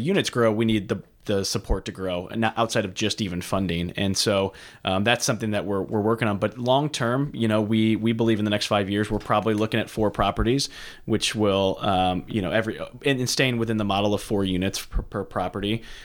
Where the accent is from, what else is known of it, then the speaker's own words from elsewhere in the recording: St. Charles, Missouri, United States; I grew up in Saint Charles, Missouri